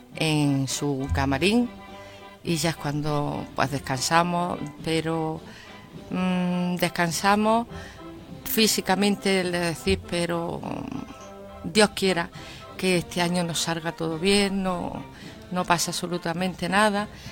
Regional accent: Andalusia, Spain; nosotros somos los andaluces o los españoles

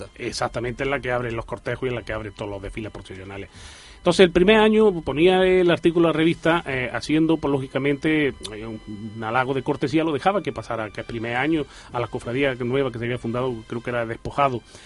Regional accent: Arjona, Andalusia, Spain; moved away as an adult; now in Jaén, Spain; somos de Arjona. y lógicamente yo vine aquí a vivir en Jaén y yo en Arjona estaba en el mundo de las cofradías

